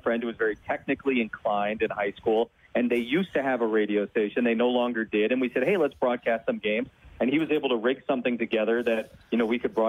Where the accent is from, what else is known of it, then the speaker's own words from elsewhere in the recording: South Florida, United States; I grew up in South Florida